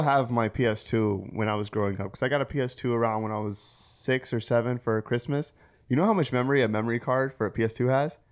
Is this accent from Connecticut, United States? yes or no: yes; Waterbury, Connecticut, United States; I grew up in Waterbury, Connecticut